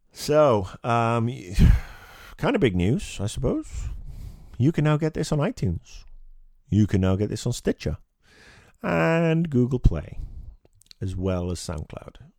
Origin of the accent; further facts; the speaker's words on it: United Kingdom; As a Brit coming home from school